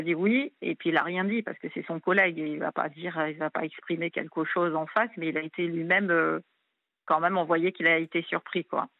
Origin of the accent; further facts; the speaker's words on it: New Caledonia; now in Réunion; je suis pas réunionnaise d'origine. Hein. je suis de cœur depuis 2011, mais moi, je suis calédonienne d'origine d'une autre île